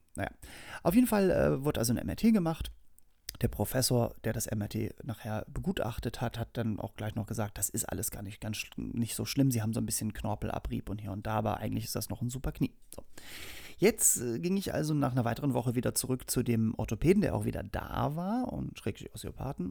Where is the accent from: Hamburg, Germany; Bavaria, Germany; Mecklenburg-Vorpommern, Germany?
Hamburg, Germany; moved away as an adult; now in Berlin, Germany; ich bin geboren und aufgewachsen in Hamburg und wohne mittlerweile seit 17 Jahren in Berlin